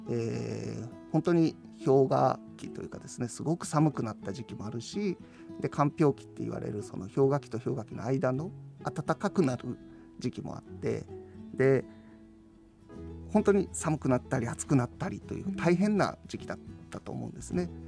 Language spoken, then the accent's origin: Japanese; Osaka, Japan; moved away; also born or lived in Hakodate, Hokkaido; 自分は大阪出身ですけど